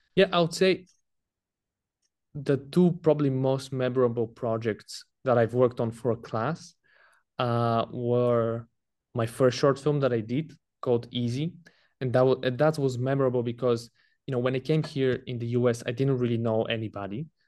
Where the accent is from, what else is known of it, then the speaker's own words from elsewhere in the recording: Bulgaria; moved away as an adult; I'm from Bulgaria. That's where I was born, and I lived up until I was nineteen, until I came to college.